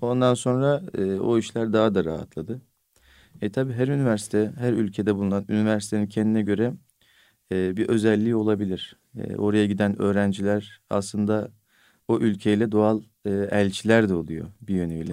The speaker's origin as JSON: {"language": "Turkish", "region": "Bolu Province", "country": "Turkey", "tie": "born or raised there", "said": "benim memleketim Bolu"}